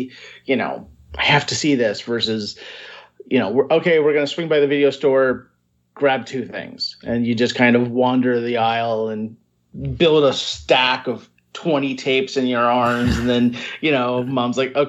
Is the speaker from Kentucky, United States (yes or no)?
yes; Northern Kentucky, United States; now in New York City, United States; I grew up in Northern Kentucky